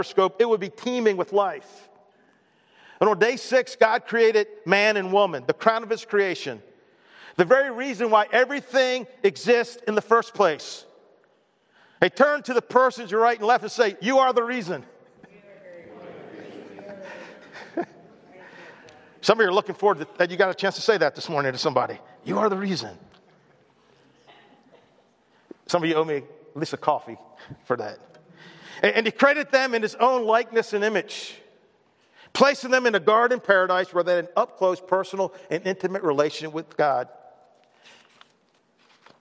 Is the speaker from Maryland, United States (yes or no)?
yes; Baltimore, Maryland, United States; moved away as an adult; I grew up in Baltimore